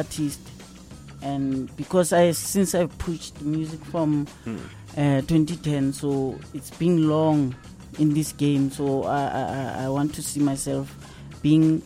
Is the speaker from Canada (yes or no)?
no; Kwaku, Free State, South Africa; I'm from Kwaku